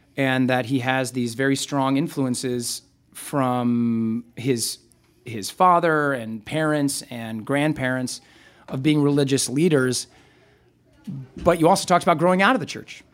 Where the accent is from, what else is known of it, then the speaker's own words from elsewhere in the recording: Nebraska, United States; I grew up in Nebraska